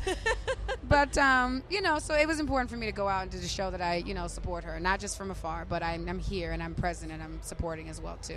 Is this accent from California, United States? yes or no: yes; San Diego, California, United States; I was in San Diego, and we were doing radio promo, and that's where I'm from. That's my hometown